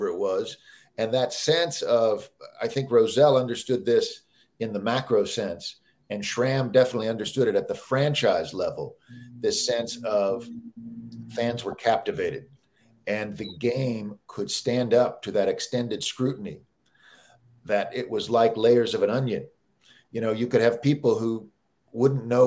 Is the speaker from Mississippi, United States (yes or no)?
no; Kansas City, Missouri, United States; I grew up in Kansas City